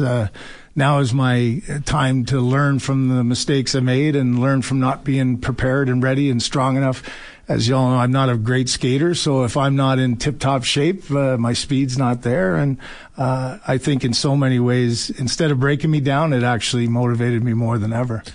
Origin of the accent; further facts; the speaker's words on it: London, Ontario, Canada; I grew up in London, Ontario